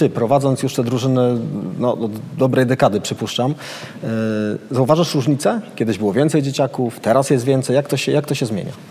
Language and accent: Polish; Pruszków, Masovian Voivodeship, Poland; ja, ja jestem z Pruszkowa, więc tam często mecze MKS-u Pruszków obserwuję.